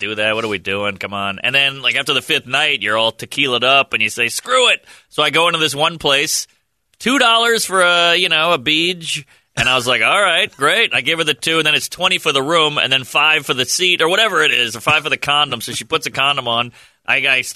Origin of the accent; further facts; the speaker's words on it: New Orleans, Louisiana, United States; now in New York, United States; I'm from New Orleans, born and raised